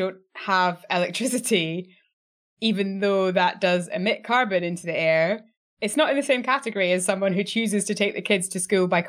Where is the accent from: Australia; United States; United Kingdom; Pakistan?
United Kingdom; Scotland; I'm Scottish.